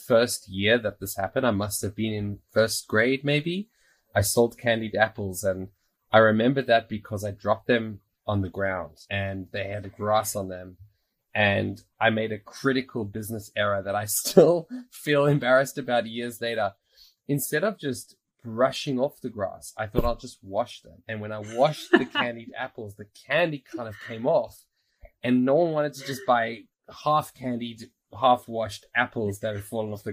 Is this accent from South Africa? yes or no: yes; South Africa; also born or lived in Australia; now in Israel; growing up in South Africa, moving to Australia, now moving to Israel